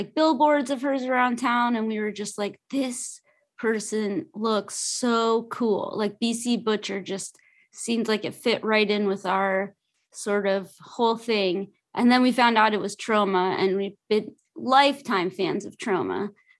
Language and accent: English; Los Angeles, California, United States; I'm from Los Angeles.